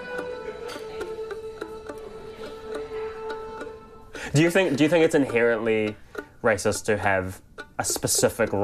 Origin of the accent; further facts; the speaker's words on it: Auckland, New Zealand; Glenfield, where I grew up, was majority white